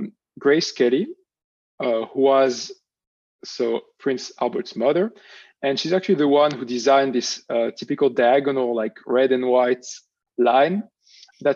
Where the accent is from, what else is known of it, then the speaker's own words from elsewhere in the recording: Monaco; moved away as an adult; now in New York City, United States; Oh, I'm from Monaco. Like, I grew up there, was born and raised there. And in terms of citizenship, I'm both French and Monégasque. It's like from each of my parents. My father is French. My mother is Monégasque. So I belong to both countries.